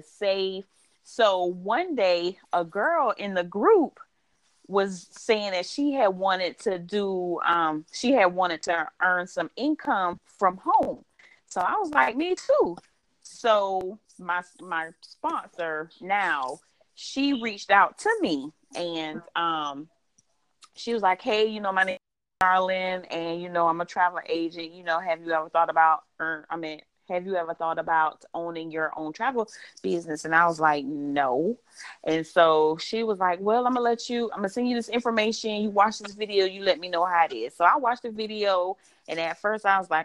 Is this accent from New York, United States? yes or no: no; Savannah, Georgia, United States; born and raised in Savannah, Georgia.